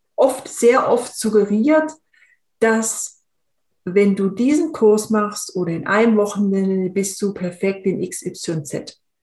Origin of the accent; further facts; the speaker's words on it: Swabia, Germany; ich bin in, in einem im Schwäbischen aufgewachsen